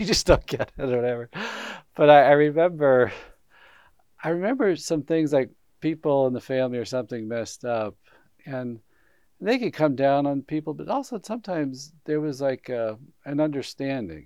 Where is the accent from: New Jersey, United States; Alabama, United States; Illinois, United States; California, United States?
Alabama, United States; Huntsville; I grew up in Huntsville, Alabama, which is this high tech center